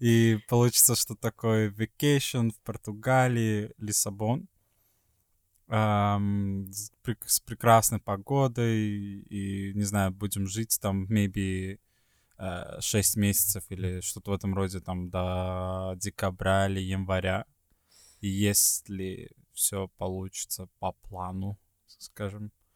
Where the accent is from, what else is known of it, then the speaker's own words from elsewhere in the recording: Sweden; moved away; из Швеции